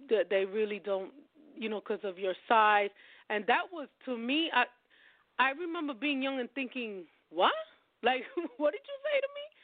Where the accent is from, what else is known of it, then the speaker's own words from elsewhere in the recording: New York, United States; I'm from New York